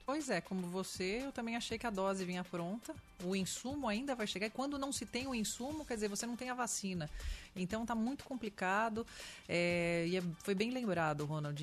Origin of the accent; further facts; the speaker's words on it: São Paulo, Brazil; sou paulistana da gema, né? uhum. né? Aquela coisa, nasce em São Paulo